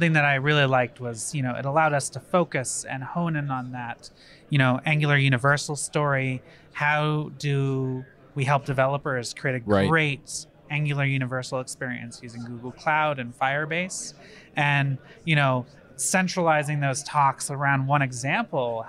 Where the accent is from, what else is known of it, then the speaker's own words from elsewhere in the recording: Maine, United States; moved away as an adult; also born or lived in Boston / San Francisco; now in California, United States; being from Maine, I can't claim to be a Mainer without saying I can actually sail